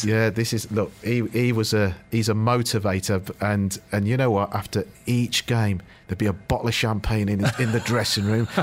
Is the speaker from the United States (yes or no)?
no; United Kingdom; whilst I am Indian, I'm born and bred in uh, in, in Britain